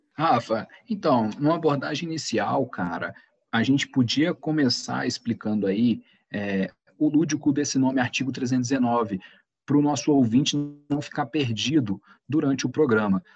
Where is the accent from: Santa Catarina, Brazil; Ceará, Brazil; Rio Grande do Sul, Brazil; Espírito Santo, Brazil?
Espírito Santo, Brazil; Guaçuí; Eu sou natural do interior do estado de Iguaçuí